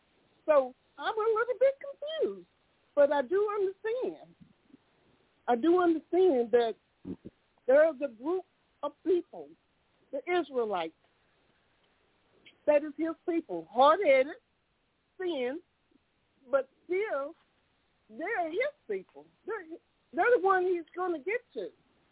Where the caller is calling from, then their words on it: Tyler, Texas, United States; I'm calling from Tyler, Texas.